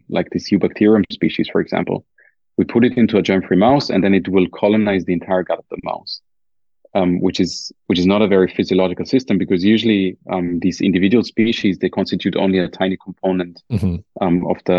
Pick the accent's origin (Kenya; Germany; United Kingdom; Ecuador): Germany; accent: German; my German accent